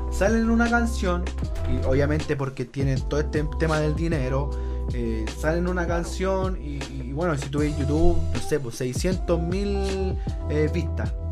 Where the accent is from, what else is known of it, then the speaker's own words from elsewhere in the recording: Chile; chileno por, chileno por fuera